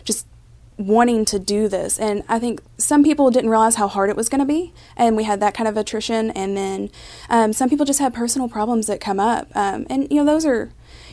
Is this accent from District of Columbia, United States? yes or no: no; Mount Washington, Kentucky, United States; moved away as an adult; also born or lived in Louisville, Kentucky; now in Pikeville, United States; I grew up in Mount Washington, Kentucky, which is just about 20 minutes from Louisville